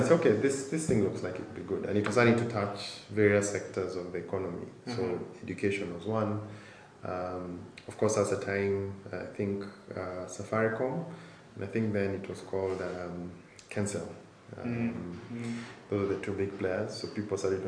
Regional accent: Nairobi, Kenya; born and raised in Nairobi, grew up here, did primary and high school here

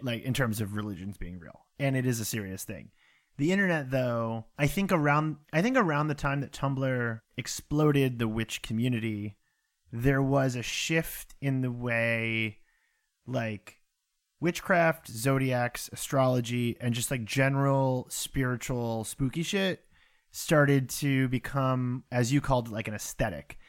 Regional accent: near Salem, Massachusetts, United States; I grew up next to Salem, Massachusetts.

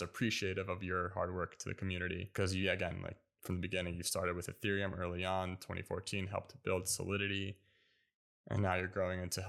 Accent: United States; I grew up learning Turkish and Arabic, but I was born in the States

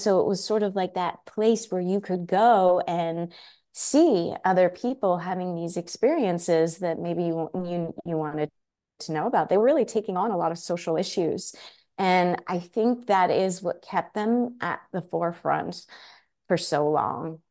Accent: Cedar Grove, New Jersey, United States; also born or lived in Oxford, England / Woodland Park, New Jersey; I grew up, um, in New Jersey, Northern Jersey, a place called Cedar Grove, very close to Montclair

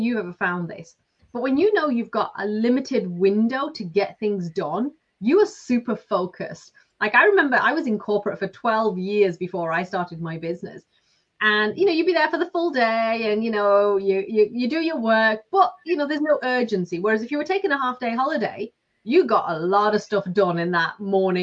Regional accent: Lancashire, North West England, United Kingdom; moved away as an adult; now in Ireland; I'm from Lancashire. I've lived in Ireland for 20 years now.

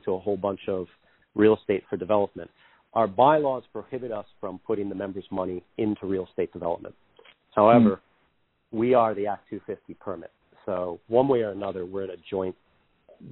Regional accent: Greenfield, Massachusetts, United States; I grew up in Greenfield at the foot of the Mohawk Trail there, right down the road from Berkshire East

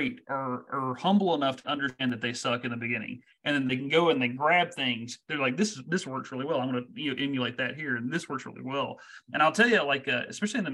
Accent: Texas, United States; moved away; I'm from Texas

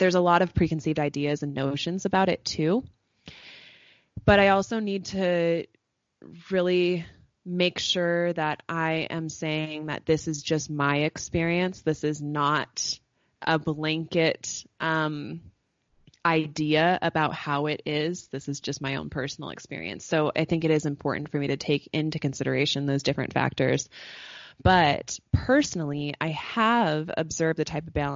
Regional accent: United States; as an American woman

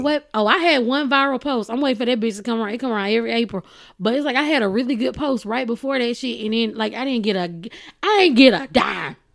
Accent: Texas, United States; I am from Texas

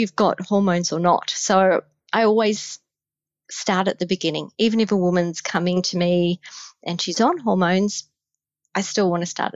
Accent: Australia; accent: Australian; I'm Australian

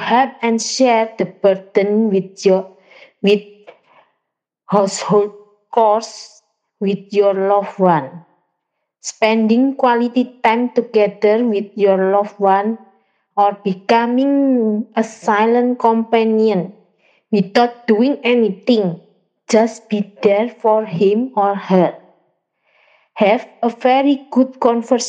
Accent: Surabaya, East Java, Indonesia; I'm from Surabaya, Indonesia

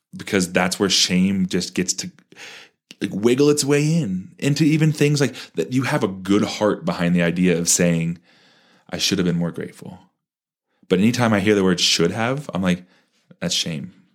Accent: Parker, Colorado, United States; when I grew up in Parker

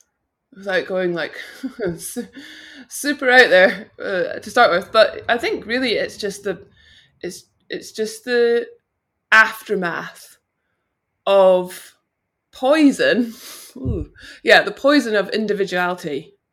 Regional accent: Vancouver, British Columbia, Canada; born there; my parents went to Canada, so I was born in Vancouver.

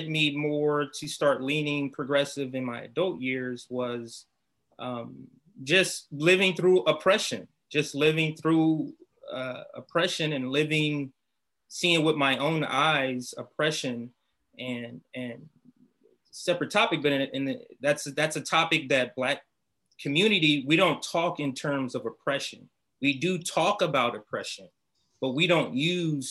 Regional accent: Compton, California, United States; also born or lived in Los Angeles, United States; I grew up in Compton

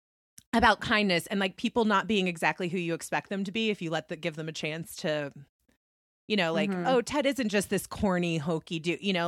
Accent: United States; I'm so American

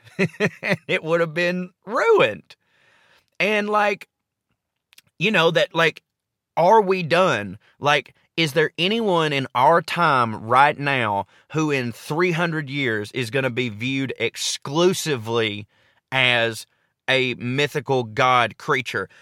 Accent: the South, United States; I grew up in the South

